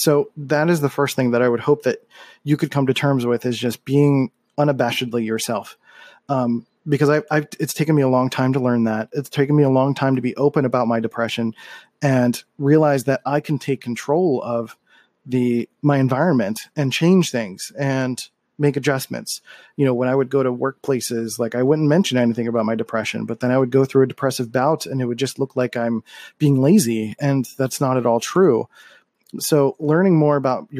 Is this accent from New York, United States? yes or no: no; Philadelphia, Pennsylvania, United States; moved away as an adult; I grew up in Philadelphia